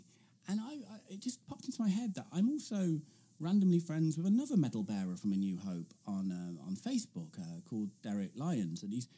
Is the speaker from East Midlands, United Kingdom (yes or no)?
no; Coventry, West Midlands, United Kingdom; my home city of Coventry, which is just famous again. Bombed loads in World War II. And also two-tone ska music, if you like